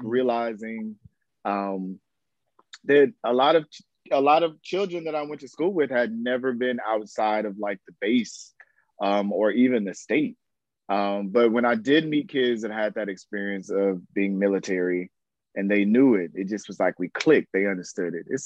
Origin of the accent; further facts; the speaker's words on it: Florida, United States; also born or lived in Houston, Texas; little Duval out here representing us right now. Born in Houston, Texas, so I also rep that as well. But I'm a Texan Floridian, as I call myself at times. But Florida boy through and through.